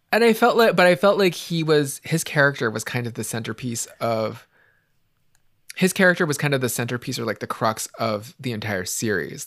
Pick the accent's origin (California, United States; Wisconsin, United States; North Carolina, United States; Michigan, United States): California, United States; San Francisco; growing up in San Francisco in the eighties and nineties